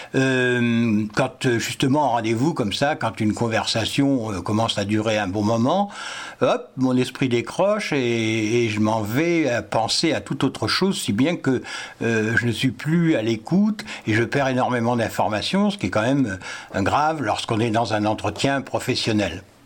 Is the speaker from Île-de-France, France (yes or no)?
yes; Paris, Île-de-France, France; moved away as an adult; je suis né à Paris pourtant et j'ai vécu 25 ans à Paris pour mon travail